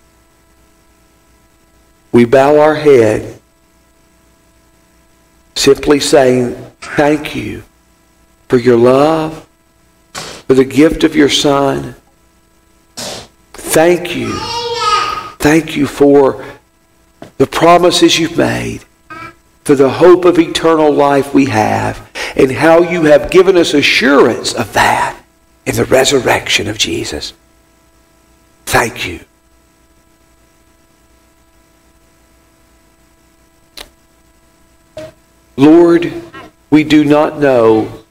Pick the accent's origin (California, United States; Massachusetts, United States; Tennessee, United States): Tennessee, United States; Dickson; my hometown of Dixon, Tennessee